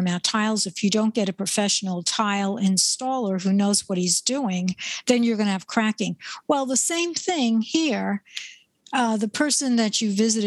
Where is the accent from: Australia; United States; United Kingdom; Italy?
United States; New York; I'm from New York.